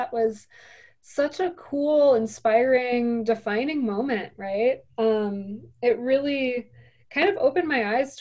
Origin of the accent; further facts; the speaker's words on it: Indiana Dunes, United States; I grew up in the Indiana Dunes.